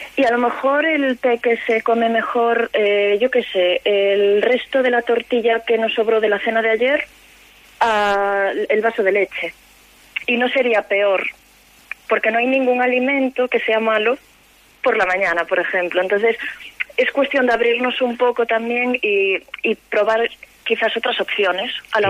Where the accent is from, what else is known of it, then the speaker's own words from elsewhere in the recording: Galicia, Spain; Como buena gallega